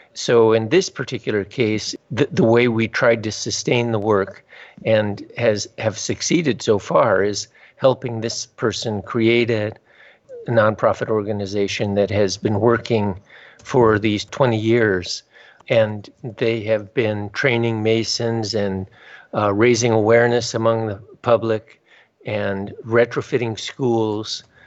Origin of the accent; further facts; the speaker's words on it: Southern California, United States; also born or lived in Tajikistan; I grew up in Southern California